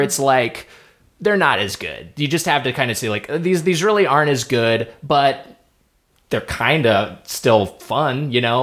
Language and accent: English; Lakewood, California, United States; my hometown was Lakewood, California, which is right by uh, right next to Long Beach